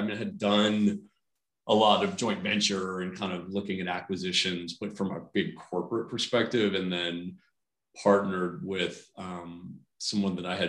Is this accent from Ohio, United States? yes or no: yes; Cleveland, Ohio, United States; also born or lived in South Africa; I'm from the Cleveland area. I grew up here. And after kind of heading off to college, I studied international relations at Princeton. I spent 3 years living in South Africa, working for a nonprofit.